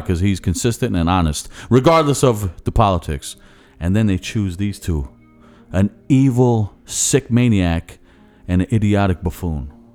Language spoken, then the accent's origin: English; Philadelphia, Pennsylvania, United States; accent: Philly; my Philly accent